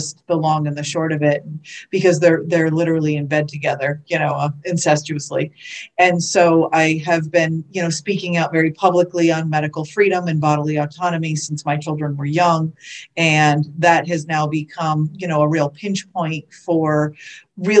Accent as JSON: {"language": "English", "region": "Connecticut", "country": "United States", "tie": "born or raised there", "also_born_or_lived": "Boston area / Southern California", "moved": "as an adult", "lives_now": "Florida, United States", "said": "I was born and raised in Connecticut"}